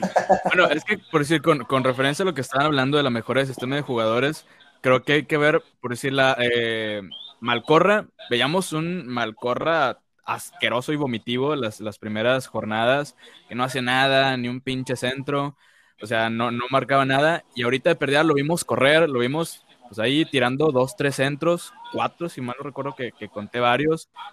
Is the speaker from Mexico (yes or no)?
yes; Monterrey, Nuevo León, Mexico; soy regio de nacimiento y aquí estoy viviendo en, Monterrey.